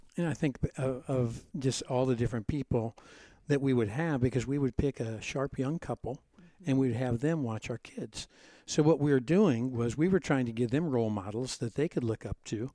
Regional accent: Cincinnati, Ohio, United States; I grew up in Cincinnati, Ohio, about 10 minutes away from you.

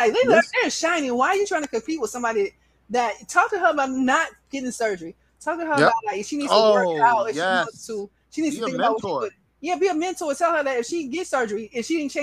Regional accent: Atlanta, Georgia, United States; I'm from Atlanta

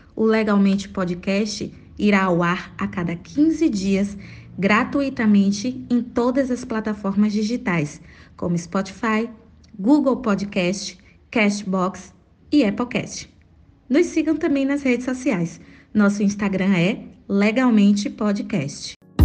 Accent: Salvador, Bahia, Brazil; sou de Salvador, Bahia

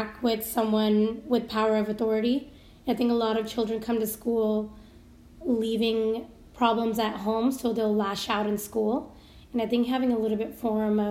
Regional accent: Seattle, Washington, United States; I'm a native to Seattle, born and raised here

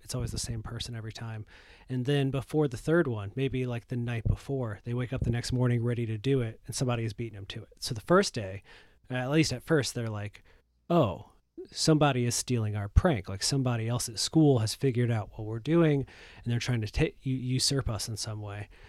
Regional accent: Michigan, United States; I'm from Michigan. We have a lot of cornfields here, too

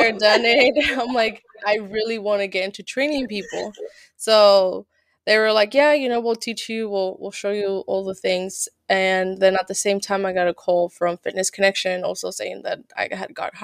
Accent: California, United States; moved away as an adult; also born or lived in Santa Cruz / Reno; I'm from Cali

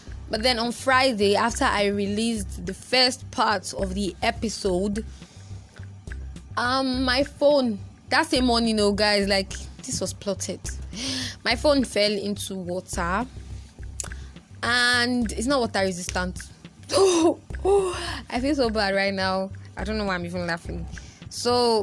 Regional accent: Nigeria; I'm such a Nigerian

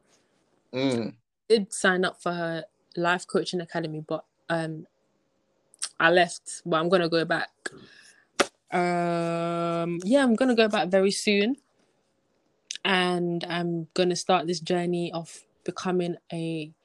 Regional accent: Jamaica; moved away; As a Jamaican myself, coming from Jamaica

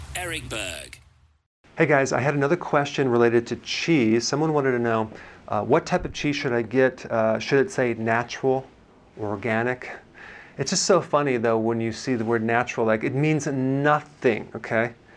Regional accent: Wisconsin, United States; I'm from Wisconsin

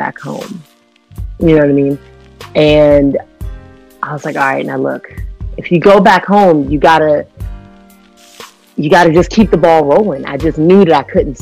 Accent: Washington, District of Columbia, United States; moved away as an adult; also born or lived in Orlando, Florida; in DC, you know, in my hometown

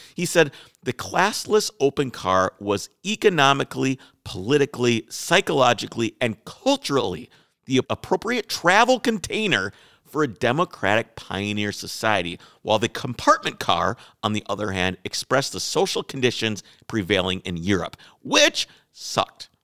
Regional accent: Wales, United Kingdom; I'm Welsh

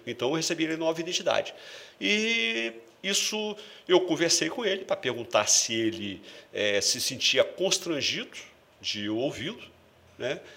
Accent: Vila Velha, Espírito Santo, Brazil; Eu sou canela verde, eu nasci aqui em São Torquato

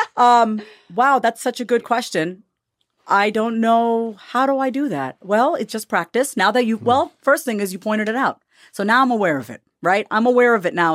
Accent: United States; also born or lived in India (ancestry); they all know we're American. We're dressed in American clothes. I'm Indian, but they know we're from the West

